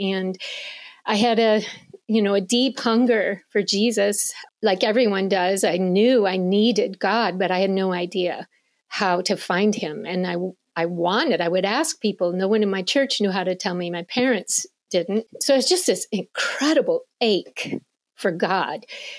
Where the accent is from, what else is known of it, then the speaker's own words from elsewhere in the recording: Michigan, United States; I was raised in Michigan my whole life